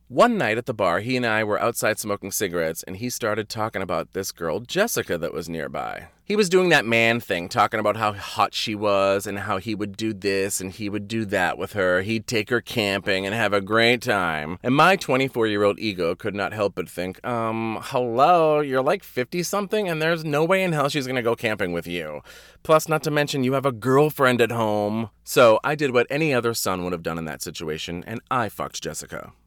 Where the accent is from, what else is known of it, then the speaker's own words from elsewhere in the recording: Wareham, Massachusetts, United States; moved away as an adult; also born or lived in California; my hometown is so quaint and cute